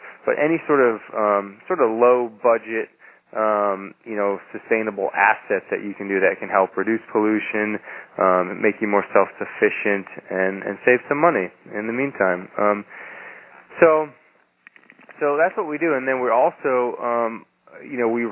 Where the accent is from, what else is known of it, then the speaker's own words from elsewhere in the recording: New Hampshire, United States; I decided that I really wanted to go back to my home state of New Hampshire, and particularly to where I had a lot of connections to people and also to the land in the Lakes region of New Hampshire